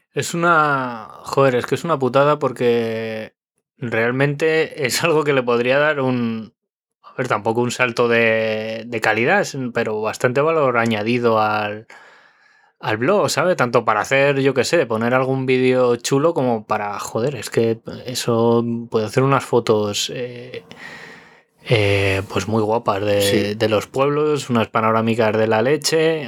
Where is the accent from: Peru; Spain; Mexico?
Spain; moved away; en mi pueblo, en Orcajada